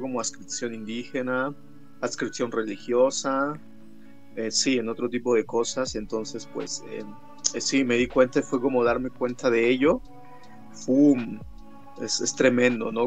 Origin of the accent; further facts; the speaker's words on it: Mexico City, Mexico; also born or lived in San Esteban Atatlauca, Oaxaca; soy de un pueblo mixteco de, que se llama San Esteban Atatlauca, este, Ñucue, en Mixteco, se llama mi pueblo, y este, es en la Mixteca Alta Oaxaqueña, es alta porque hay montañas, y pues nada, que em, pues ya desde chiquito yo crecí aquí en la Ciudad de México